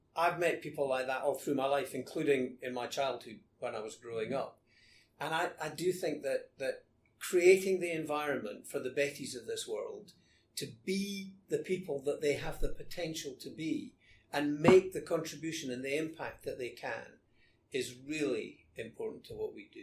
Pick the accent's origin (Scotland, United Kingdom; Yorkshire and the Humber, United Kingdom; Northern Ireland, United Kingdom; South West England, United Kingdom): Scotland, United Kingdom; moved away as an adult; also born or lived in London